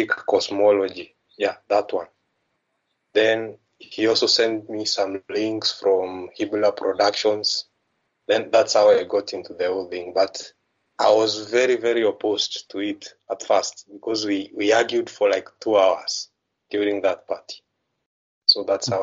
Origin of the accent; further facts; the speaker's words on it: Kenya; I'm from Kenya